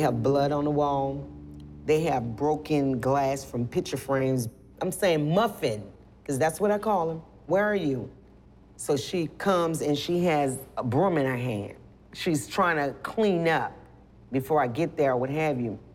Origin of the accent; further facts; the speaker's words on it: New Orleans, Louisiana, United States; moved away; I'm from originally from New Orleans, Louisiana. So I've been through Katrina.